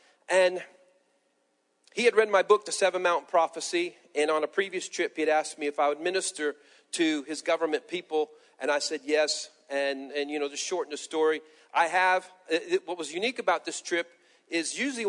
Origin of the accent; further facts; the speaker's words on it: Peru; born there; I tell my past that I was born in Peru, South America. My parents were missionaries, and I was a pastor